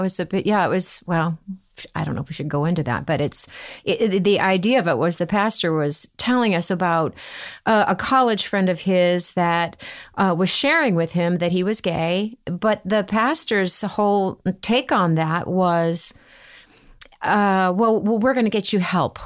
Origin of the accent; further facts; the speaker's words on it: Midwest, United States; growing up in the Midwest